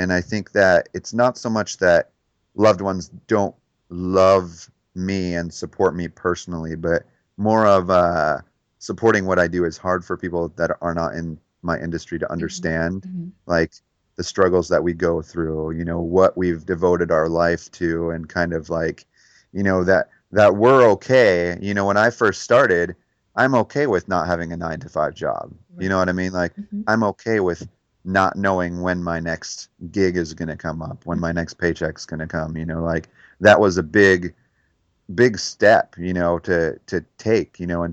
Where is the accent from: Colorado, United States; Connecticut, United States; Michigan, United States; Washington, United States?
Michigan, United States; Detroit; moved away; growing up in Detroit